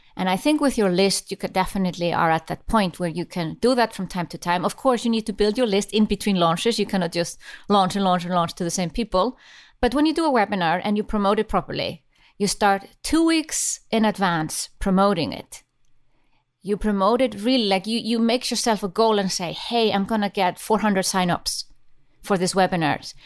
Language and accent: English; Iceland; I come from Iceland and, uh, we used to be a fishing nation